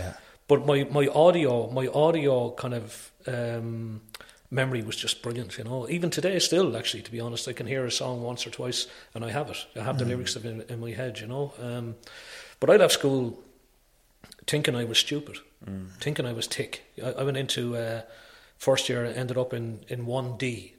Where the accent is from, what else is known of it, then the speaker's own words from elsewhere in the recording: Wales, United Kingdom; born there; I was fascinated with it because I was born in Wales, you know.